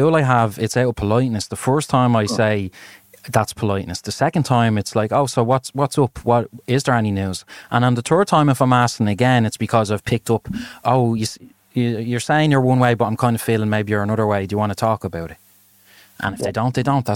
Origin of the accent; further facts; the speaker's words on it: Ireland; growing up in Ireland